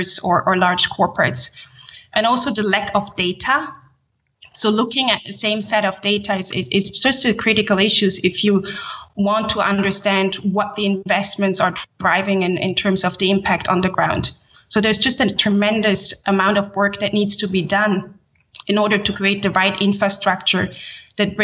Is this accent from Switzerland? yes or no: yes; Switzerland; also born or lived in Haiti / Geneva, Switzerland; I grew up in Switzerland and studied international relations here in Geneva, where I'm based